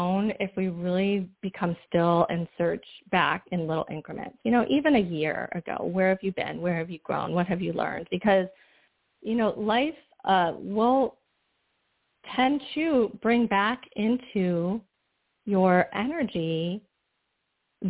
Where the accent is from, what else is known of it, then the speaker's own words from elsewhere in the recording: Michigan, United States; moved away as an adult; also born or lived in Florida; I'm originally from Michigan